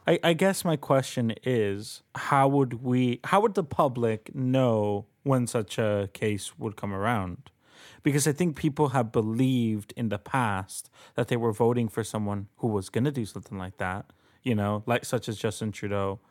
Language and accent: English; Colombia; now in Canada; I'm an immigrant. I, I'm a citizen, but I am an immigrant. Uh, I was born in Colombia.